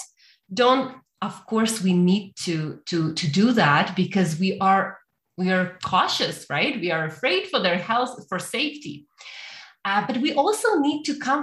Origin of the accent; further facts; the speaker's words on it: Ukraine; moved away as an adult; now in Canada; I born and raised in Ukraine, but I came to Canada about 6 years ago